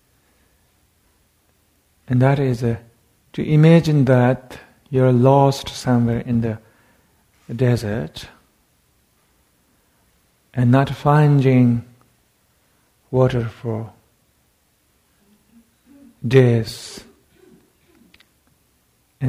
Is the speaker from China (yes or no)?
yes; Tibet, China; moved away; I come from Tibet